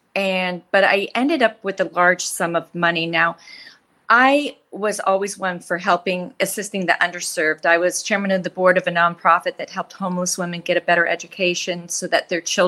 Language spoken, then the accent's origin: English; Nebraska, United States; also born or lived in Wyoming / Colorado; I grew up in a rural area. I grew up in Nebraska and Wyoming and rural Colorado. And my family was economically challenged.